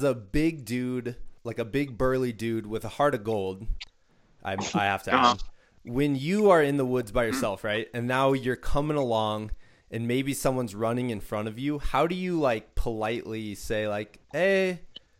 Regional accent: Midwest, United States; Like, I'm from the Midwest. I'm like, nothing can kill you in the Midwest unless you like get kicked by a cow or something.

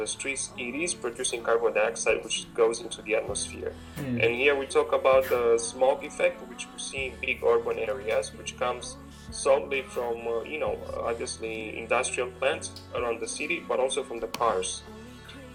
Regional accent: Romania; moved away as an adult; now in United States; I'm originally from Romania

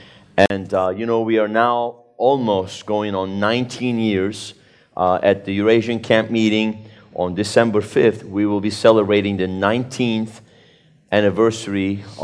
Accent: Turkey; born there; But, you know, I was born in Turkey in 1970 into a Sunni Muslim family, as many of you know.

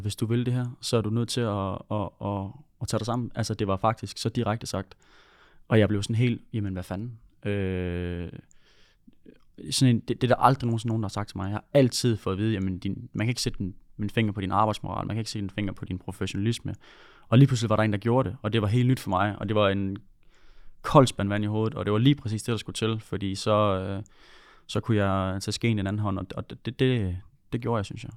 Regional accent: Funen, Southern Denmark, Denmark; accent: Funen dialect; also born or lived in Odense; now in Horsens, Denmark; Jeg er Fynbo

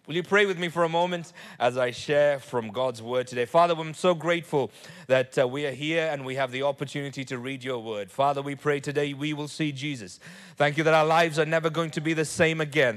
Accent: Nigeria; I was born in Nigeria

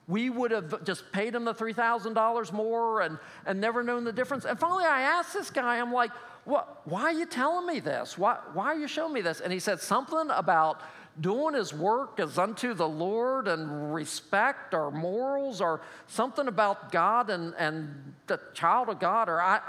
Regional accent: State College, Pennsylvania, United States; He played football, and again, we're from State College, so that's what we do, right?

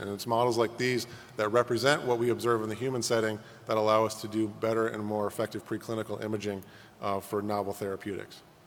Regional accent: Chicago, Illinois, United States; my hometown of Chicago

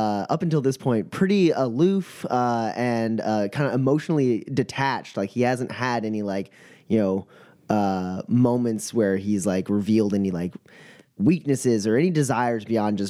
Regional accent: Kansas, United States; I'm a dude from Kansas

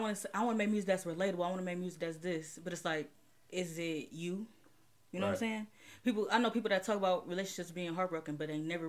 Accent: Cleveland, Ohio, United States; from Cleveland.

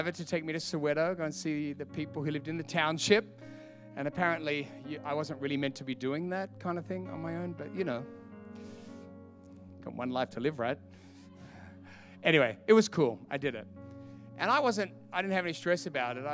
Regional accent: Australia; I'm from Australia

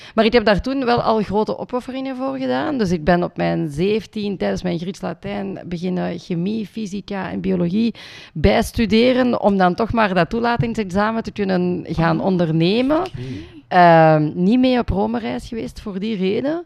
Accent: Limburg, Flanders, Belgium; also born or lived in India; ik ben geadopteerd uit India en dan opgegroeid in Limburg

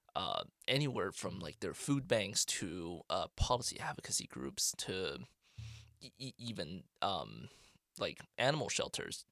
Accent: China; moved away as an adult; also born or lived in Canada / Northfield, Minnesota; now in United States; I grew up in, uh, I split time between China and Canada, and, um, I went to school, uh, primarily in China.

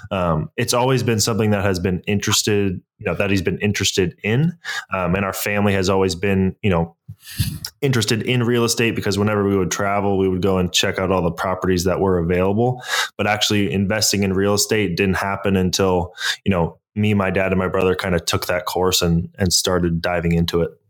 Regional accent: San Francisco, California, United States; also born or lived in Toronto, Canada; So uh, I was born in Toronto, Canada, moved to San Francisco Bay Area in 2000.

